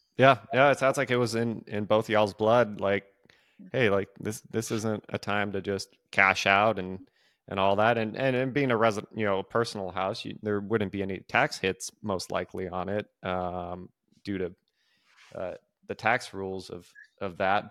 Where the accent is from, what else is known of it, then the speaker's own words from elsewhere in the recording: California, United States; now in Nashville, United States; I am originally from California